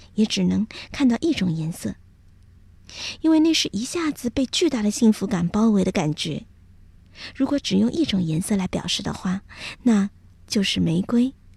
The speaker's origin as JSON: {"language": "Chinese", "country": "China", "said": "按照我们中国人的习俗"}